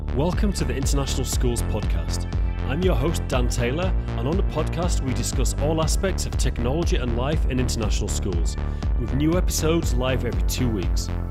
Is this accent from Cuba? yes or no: no; Haworth, Yorkshire and the Humber, United Kingdom; moved away; where I'm from is the, the Bronte